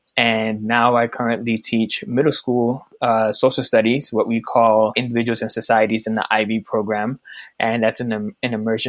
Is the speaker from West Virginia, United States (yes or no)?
no; Georgia, United States; moved away as an adult; also born or lived in Brooklyn, New York / Florida / upstate New York / Puerto Rico; now in DMV area, United States; So I'm originally from Brooklyn, New York. I moved to Georgia when I was young. I did middle school and high school in Georgia, and then I moved to Florida to go to undergrad and grad school.